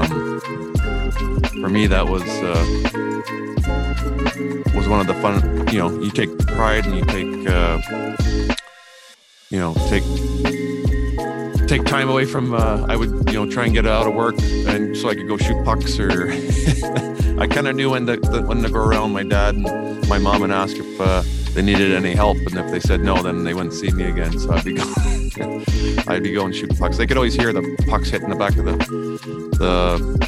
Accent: Aneroid, Saskatchewan, Canada; growing up in Anorak, Saskatchewan

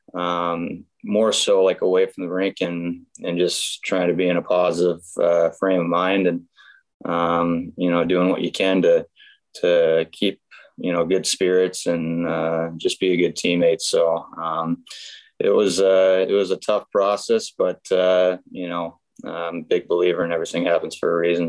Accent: Grand Forks, North Dakota, United States; born or raised there

